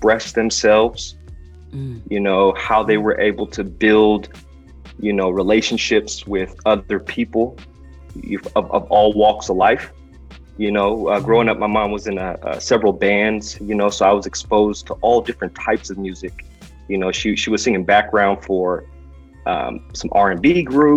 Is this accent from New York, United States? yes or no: no; San Francisco, California, United States; I'm originally from San Francisco, California